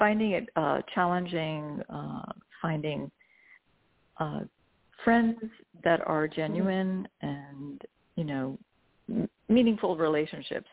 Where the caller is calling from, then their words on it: New York, United States; I am calling from New York